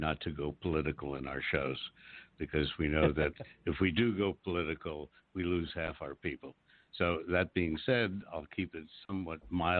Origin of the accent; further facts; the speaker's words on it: United States; Well, I'm not. I'm from Washington, which even gives me more right to be a wise guy.